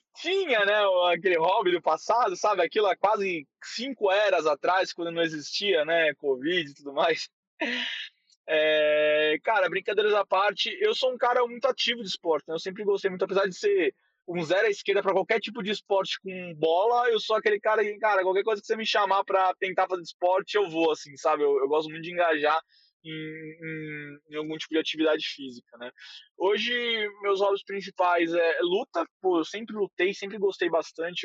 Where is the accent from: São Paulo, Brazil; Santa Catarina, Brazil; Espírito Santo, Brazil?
São Paulo, Brazil; accent: paulista; eu sou paulista assim de coração total. Eu gosto dessa loucura, eu gosto desse, desse nosso achar que não temos sotaque, temos um sotaque gigantesco, de falar mano para tudo que é vírgula.